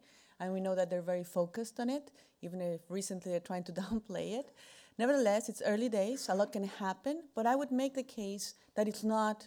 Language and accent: English; Mexico; I am from Mexico